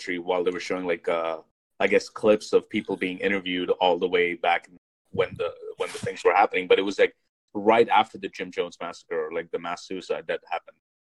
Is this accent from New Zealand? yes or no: no; India; being Indian